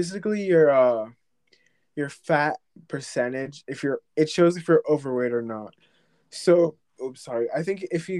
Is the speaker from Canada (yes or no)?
no; Jamaica; now in United States; I'm from Jamaica, and Jamaican English is, like, originated from England, so, like, when I say words that are not said in America, it's, like, weird